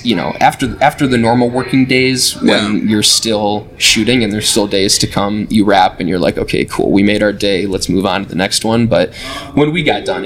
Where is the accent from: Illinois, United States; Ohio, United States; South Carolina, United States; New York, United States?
Illinois, United States; Rockton; moved away as an adult; I am originally from Rockton, Illinois